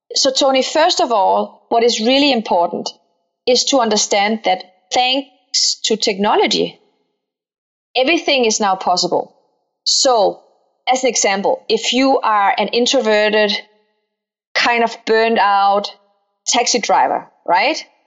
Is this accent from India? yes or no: no; Denmark; accent: Danish; now in Palo Alto, United States; I'm Danish Moroccan. I grew up in Denmark, so if I have a funny accent, that's because I'm Danish